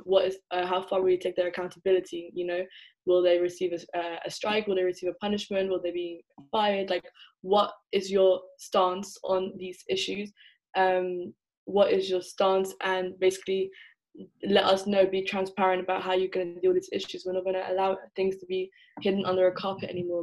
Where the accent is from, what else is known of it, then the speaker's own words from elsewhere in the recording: England, United Kingdom; moved away as an adult; also born or lived in Netherlands; now in Leiden, Netherlands; I was born in the Netherlands uh, and grew up in England, so I'm essentially part of the diaspora, but I would identify as Somali.